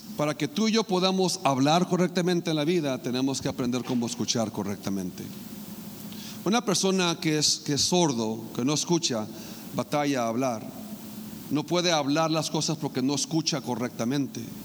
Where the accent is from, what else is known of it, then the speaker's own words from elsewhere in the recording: Mexicali, Baja California, Mexico; moved away; allá en Mexicali, en mi tierra sagrada y santa